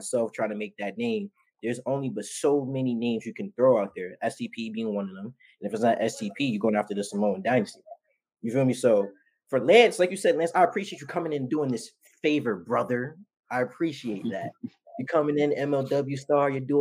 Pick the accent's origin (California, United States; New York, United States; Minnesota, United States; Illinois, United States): New York, United States; New York City; also born or lived in Ridgefield Park, New Jersey; I'm from the Bronx